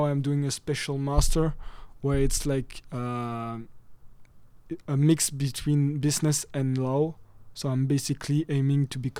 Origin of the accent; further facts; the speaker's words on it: Liège, Wallonia, Belgium; English is a second language; moved away as an adult; now in California, United States; I'm from Liège, so it's in the southern part. So basically, we have two main parts and a little one. It's like we speak French in the southern part, and we speak Dutch in the northern part.